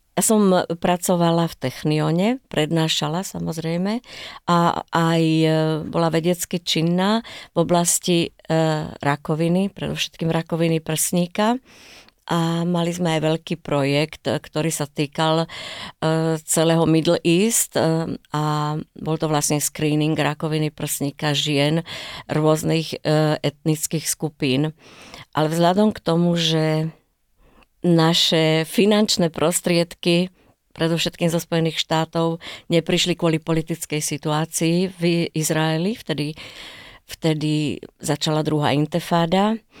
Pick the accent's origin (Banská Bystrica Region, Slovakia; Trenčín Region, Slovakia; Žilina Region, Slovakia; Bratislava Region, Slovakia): Trenčín Region, Slovakia; Bojnice; now in Israel; ja pochádzam z Bojnic